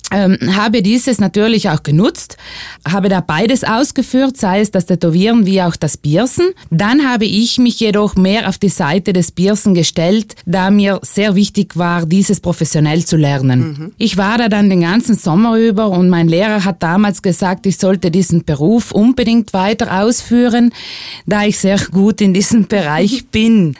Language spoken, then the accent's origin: German; Italy; bei uns in Italien